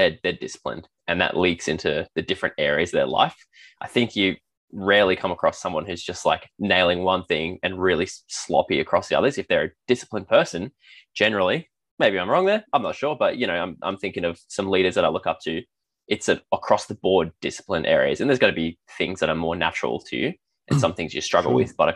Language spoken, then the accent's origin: English; Australia; an Australian